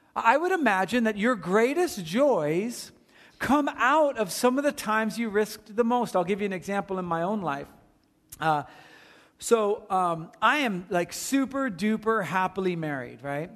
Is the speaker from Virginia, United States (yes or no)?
no; Watchung, New Jersey, United States; now in California, United States; my hometown is Watchung, New Jersey